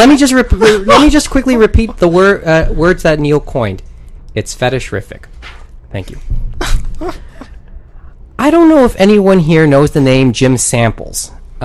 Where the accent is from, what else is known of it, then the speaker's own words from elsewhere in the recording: Canada; even as a Canadian who never really got the chance to see that work directly